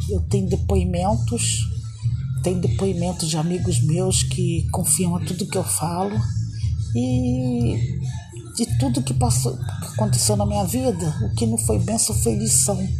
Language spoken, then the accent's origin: Portuguese; Nilópolis, Rio de Janeiro, Brazil; eu sou lá de Nilópolis, eu sou cantora